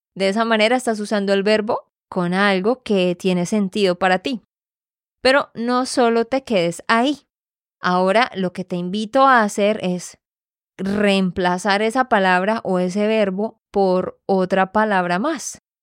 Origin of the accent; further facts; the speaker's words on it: Santander, Colombia; de Santander, Colombia